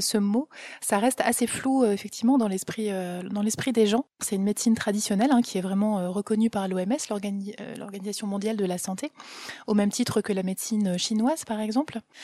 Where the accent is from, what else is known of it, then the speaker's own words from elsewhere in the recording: Ch'ti, Hauts-de-France, France; je suis une pure ch'ti